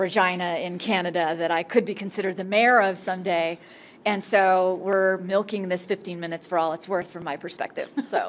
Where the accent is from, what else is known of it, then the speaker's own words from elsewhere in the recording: Hawaii, United States; I'm born and raised in Hawaii.